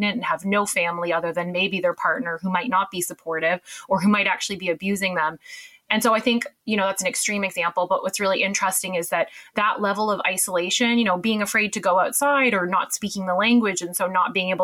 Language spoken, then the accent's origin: English; Canada; accent: Canadian; moved away as an adult; now in United Kingdom; I'm Canadian, as you can tell from the accent, but I've lived here almost about 10 years now